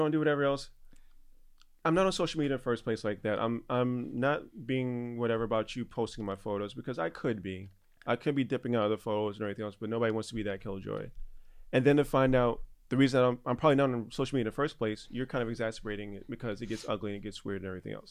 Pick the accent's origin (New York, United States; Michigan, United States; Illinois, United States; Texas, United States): New York, United States; New York City; born and, and, raised. And I am from the Bronx.